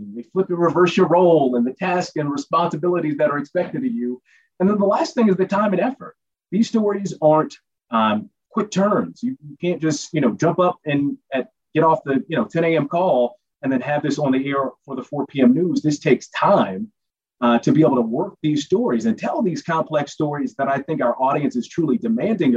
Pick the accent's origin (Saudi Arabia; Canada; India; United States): United States; Washington, District of Columbia; now in Bay Area, United States; I'm from D.C.